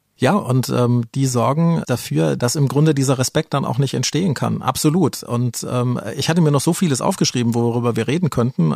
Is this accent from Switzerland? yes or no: no; Germany; hier bei uns in Deutschland